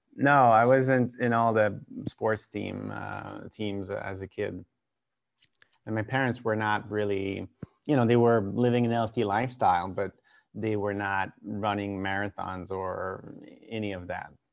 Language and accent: English; Quebec, Canada; also born or lived in Vancouver, British Columbia / Rhode Island, United States; I grew up in a pretty small town about an hour east of Quebec City